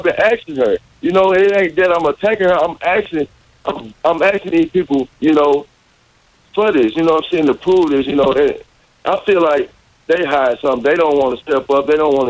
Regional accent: Arkansas, United States; growing up in Arkansas

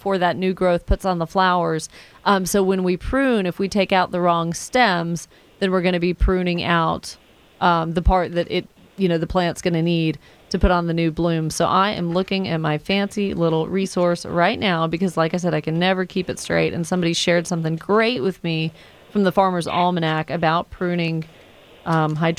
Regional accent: Atlanta, Georgia, United States; also born or lived in Woodstock, Georgia / East Cobb, Georgia; I grew up in the Atlanta area and Woodstock and East Cobb and all

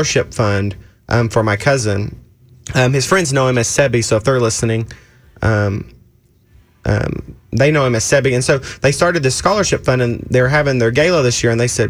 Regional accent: Oklahoma, United States; I'm from Oklahoma.

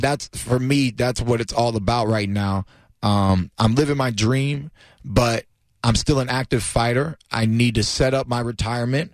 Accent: Clearwater, Florida, United States; I'm a local, you know what I mean? Born and raised out here in Clearwater, Florida. Uh, never left my hometown

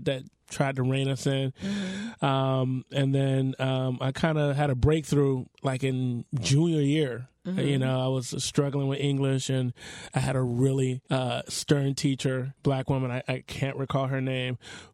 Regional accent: Opa-locka, Florida, United States; also born or lived in Little Haiti, Miami; Little Haiti took us in, and then I came of age in Opa-locka

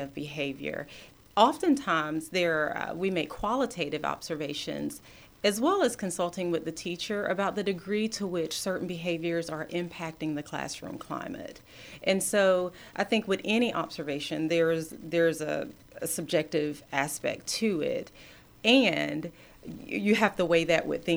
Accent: Athens, Georgia, United States; School was such a great place for me growing up in Clark County, growing up in Athens

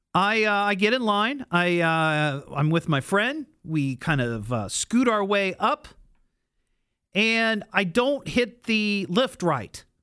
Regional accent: Beavercreek, Ohio, United States; I grew up in Beaver Creek

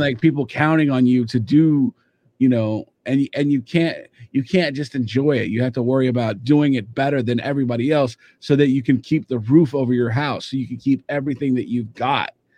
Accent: Kansas City, United States; I grew up in Kansas City

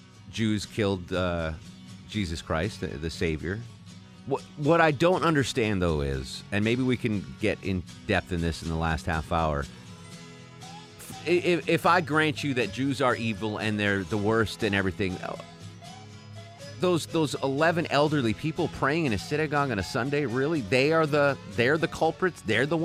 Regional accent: Connecticut, United States; I kept thinking about the synagogue that I grew up in Connecticut, where I went to Hebrew school twice a week, where I had my bar mitzvah.

